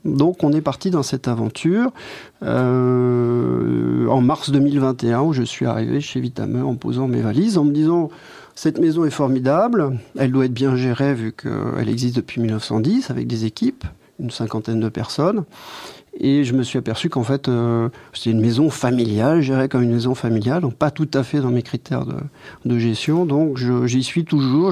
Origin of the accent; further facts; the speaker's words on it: France; moved away as an adult; now in Belgium; je suis français.